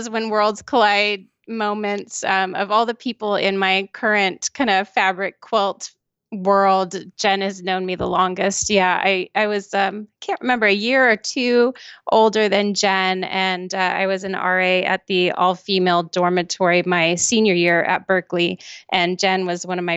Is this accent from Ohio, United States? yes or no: no; California, United States; also born or lived in Mexico City, Mexico; I grew up all over California. My mother uh, kind of had a bit of wanderlust, so we moved for most of my life every couple of years, but mostly it was in California. And then uh, I lived in Mexico City for about three and a half years.